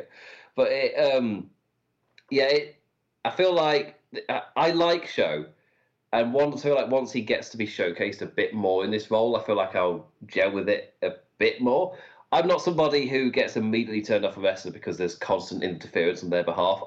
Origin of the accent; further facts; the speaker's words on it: United Kingdom; I'm British. We're born for this